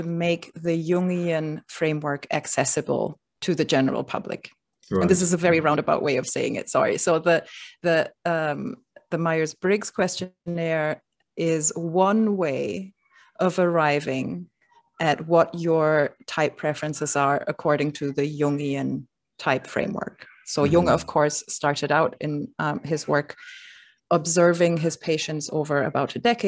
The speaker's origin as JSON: {"language": "English", "country": "Germany", "tie": "born or raised there", "moved": "as an adult", "lives_now": "Brooklyn, United States", "said": "I grew up in Germany"}